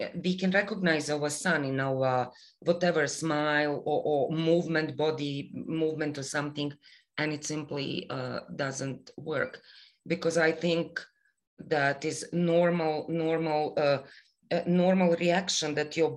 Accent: Bosnia & Herzegovina; moved away as an adult; also born or lived in Canada; now in Toronto, Canada; I am Bosnian Canadian

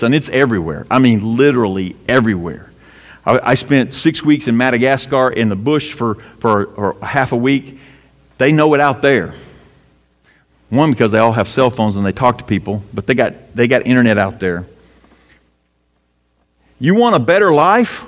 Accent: United States; as an American Christian

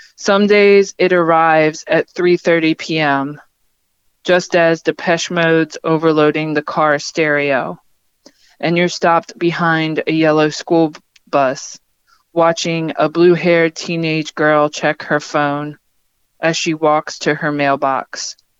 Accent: Pennsylvania, United States; now in West Virginia, United States; having grown up in the Ukrainian American community in Pennsylvania

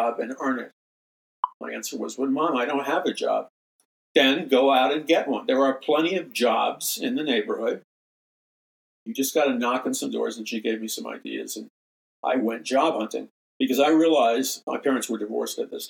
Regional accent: United States; American Christians

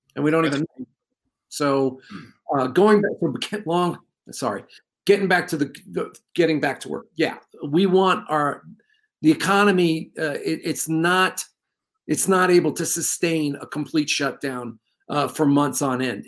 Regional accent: New York, United States; now in New Mexico, United States; I grew up in New York, and it's bad back there

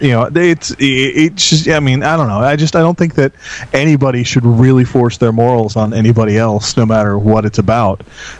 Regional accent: United States; Some of us are American.

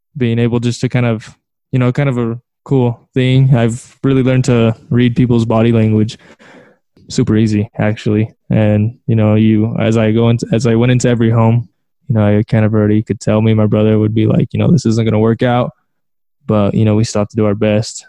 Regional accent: San Diego, California, United States; I'm originally from California, um, San Diego

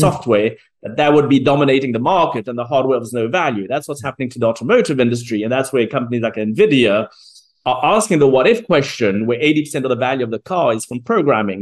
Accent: South Africa; I was born in South Africa

